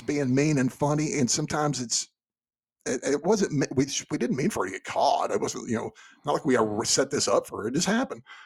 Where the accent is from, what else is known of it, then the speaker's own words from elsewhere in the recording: Texas, United States; growing up in Texas